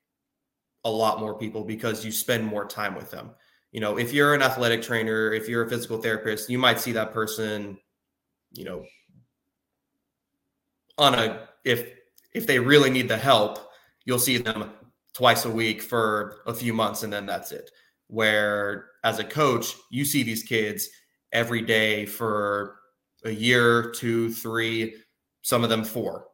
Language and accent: English; North Carolina, United States; also born or lived in Wilmington, North Carolina; being a swimmer growing up in North Carolina